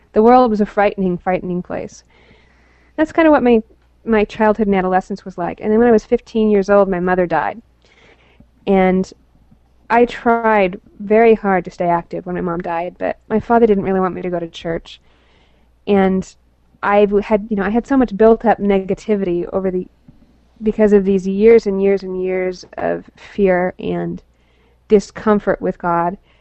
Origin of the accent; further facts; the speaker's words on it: Salt Lake City, Utah, United States; I was born in Salt Lake City